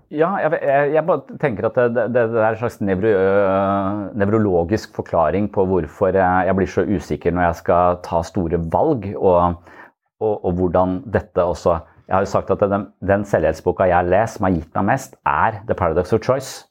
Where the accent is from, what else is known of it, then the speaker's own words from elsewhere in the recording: Eastern Norway, Norway; now in Sørlandet, Norway; når jeg er fra Østlandet